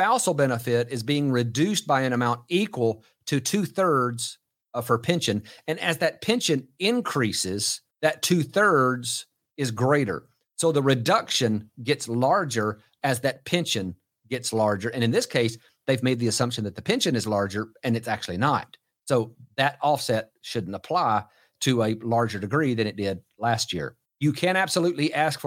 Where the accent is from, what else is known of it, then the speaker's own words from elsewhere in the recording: Texas, United States; here in my home state of Texas